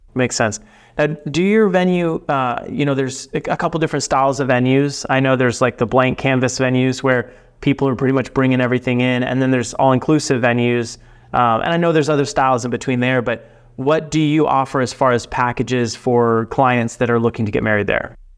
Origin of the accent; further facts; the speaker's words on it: Dallas Fort Worth area, Texas, United States; I'm from Texas, uh, from the the Dallas Fort Worth area